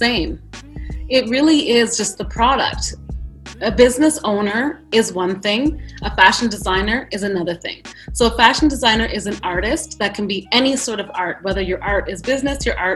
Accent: Ottawa, Ontario, Canada; moved away as an adult; also born or lived in New York City; I grew up in Ottawa, Canada

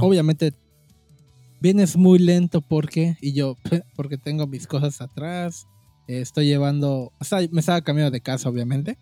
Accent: Cancún, Quintana Roo, Mexico; soy de la de Cancún

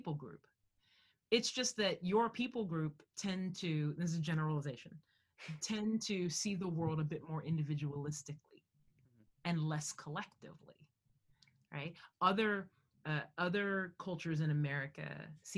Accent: United States; I'm Black American

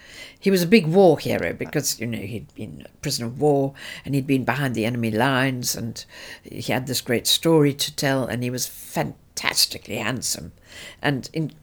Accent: Cape Town, Western Cape, South Africa; moved away; also born or lived in Durban / London; you can't speak Afrikaans." I said, "Well, no, I grew up in Cape Town

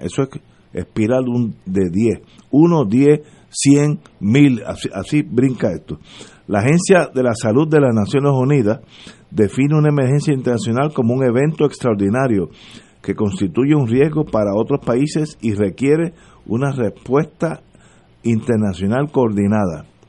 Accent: New York, United States; Spanish is a second language; moved away as an adult; now in Puerto Rico; de esos new Yorkers como yo

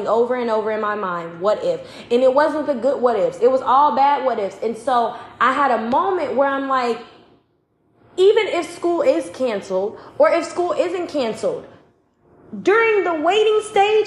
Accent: Chicago, Illinois, United States; I'm from Chicago

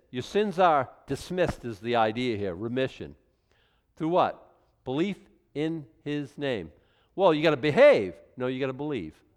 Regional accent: Boston, Massachusetts, United States; now in Maine, United States; I was born in Boston

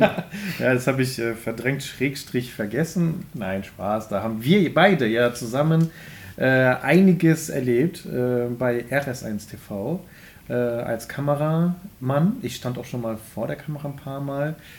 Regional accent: Wermelskirchen, North Rhine-Westphalia, Germany; now in Remscheid, Germany; irgendwo in den Wermelskirchen

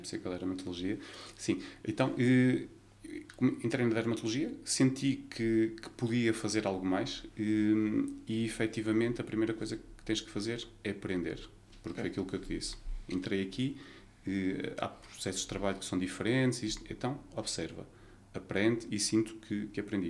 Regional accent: Vila Nova de Gaia, Porto District, Portugal; nasci em Gaia, vivi sempre em Gaia

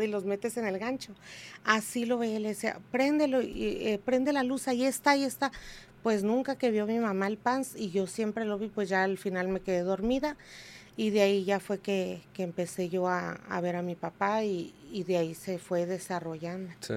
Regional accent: Tijuana, Baja California, Mexico; yo soy de aquí de Tijuana, yo soy nacida y criada aquí en Tijuana

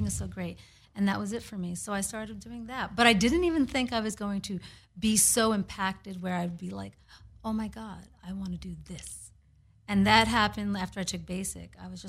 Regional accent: New York City, New York, United States; Yeah, I'm from New York City, and I was actually going the academic track.

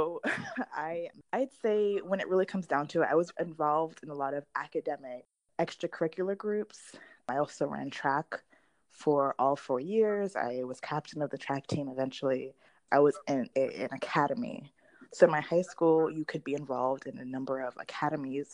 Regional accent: South Florida, United States; I am from South Florida. I attended school there

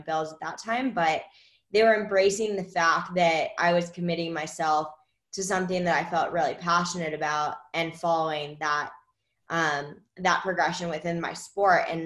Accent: Washington, District of Columbia, United States; I grew up in Washington, D.C.

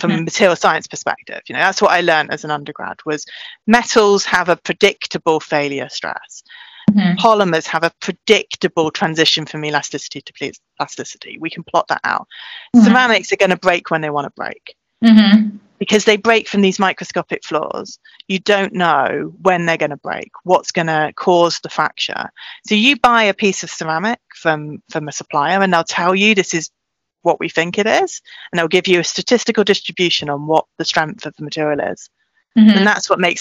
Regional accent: South Wales, United Kingdom; moved away; I grew up in South Wales. I lived near Cardiff, went to school there

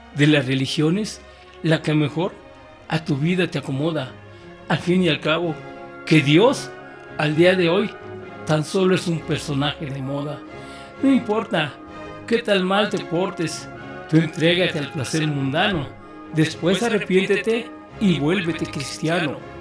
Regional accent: Mexico City, Mexico; soy triste capitalino este, disfrazado de chilango

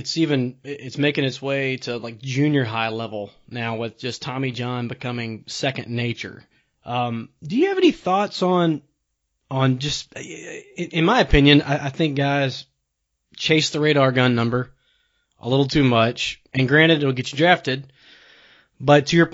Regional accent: Jackson, Mississippi, United States; I grew up around the Jackson area and went to Northwest Rankin High School

